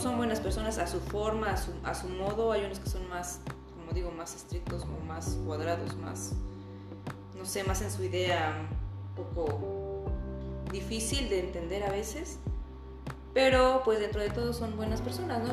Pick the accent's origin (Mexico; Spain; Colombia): Mexico; Puebla; moved away as an adult; also born or lived in Netherlands; now in Germany; tengo 34 años, soy poblana.